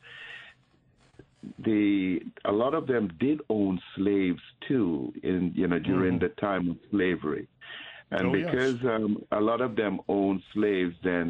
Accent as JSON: {"language": "English", "country": "Jamaica", "tie": "born or raised there", "moved": "yes", "said": "I grew up in Jamaica in the Catholic schools."}